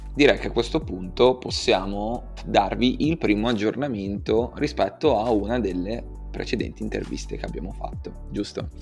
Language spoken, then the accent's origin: Italian; Genoa, Liguria, Italy; come genovese